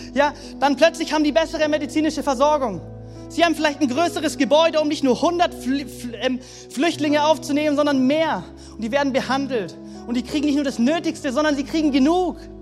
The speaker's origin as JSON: {"language": "German", "country": "Germany", "said": "so privilegiert sind als Deutsche"}